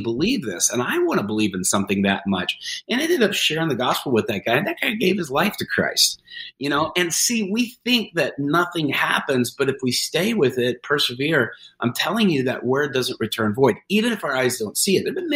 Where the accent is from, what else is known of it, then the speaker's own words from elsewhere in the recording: United States; me being there as an American